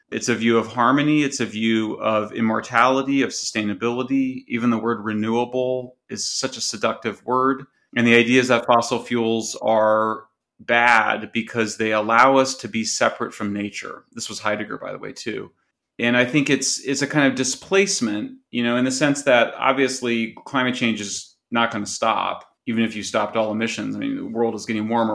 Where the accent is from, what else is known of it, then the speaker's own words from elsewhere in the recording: California, United States; California, which is my home state